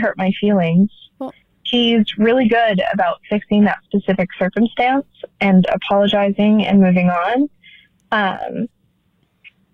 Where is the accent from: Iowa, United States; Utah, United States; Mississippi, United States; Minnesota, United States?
Utah, United States; I am 25 and from Utah